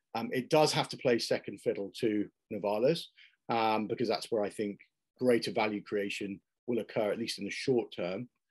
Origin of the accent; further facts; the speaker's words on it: United Kingdom; also born or lived in Ireland; I'm, I'm British uh, and Irish by background